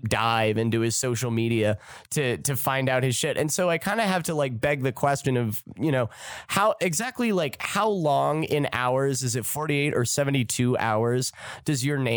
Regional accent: Midwest, United States; I'm from the Midwest.

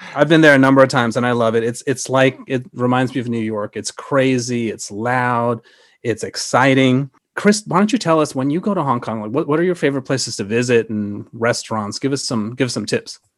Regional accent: Sri Lanka; moved away; I was born in Sri Lanka

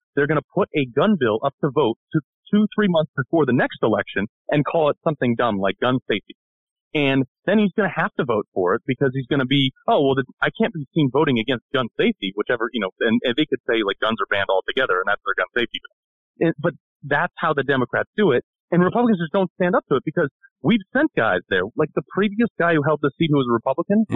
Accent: Connecticut, United States; born or raised there

